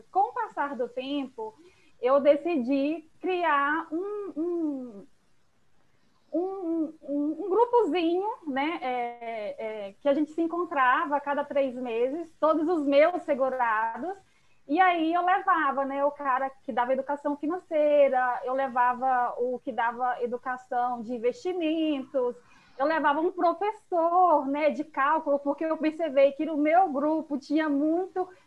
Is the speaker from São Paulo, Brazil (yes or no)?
no; Salvador, Bahia, Brazil; Eu sou aqui de Salvador.